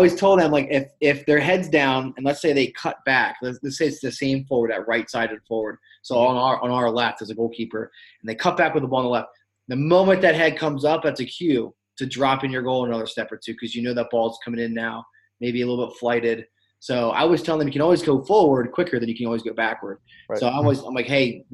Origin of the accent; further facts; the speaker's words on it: Hanover, Pennsylvania, United States; now in Pittsburgh, United States; I'm from Hanover, Pennsylvania, and it's just in the middle of nowhere. Like York County, it's not a whole lot of resources